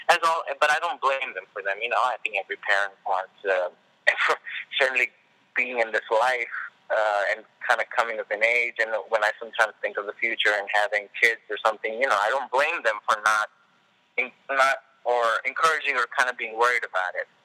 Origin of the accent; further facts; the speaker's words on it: Hyderabad, Telangana, India; I grew up in India. I grew up in Hyderabad, India, and my family was like in India.